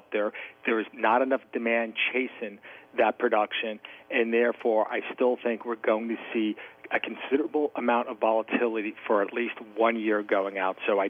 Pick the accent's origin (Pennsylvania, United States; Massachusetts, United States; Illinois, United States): Pennsylvania, United States; my home state of Pennsylvania